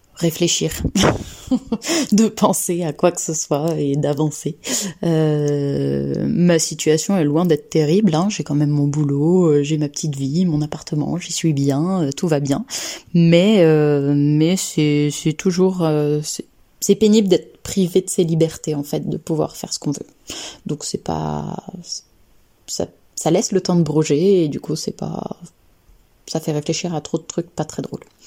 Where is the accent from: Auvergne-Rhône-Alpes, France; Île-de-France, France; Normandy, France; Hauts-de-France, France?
Auvergne-Rhône-Alpes, France; Lyon; also born or lived in Annecy; now in Saint-Étienne, France; je suis née à Annecy, j'ai grandi un peu plus à Lyon et maintenant j'habite à Saint-Étienne